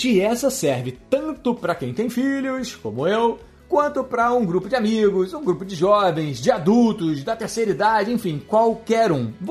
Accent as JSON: {"language": "Portuguese", "country": "Uruguay", "said": "Não é porque eu sou uruguaio que eu sou suspeito de falar isso"}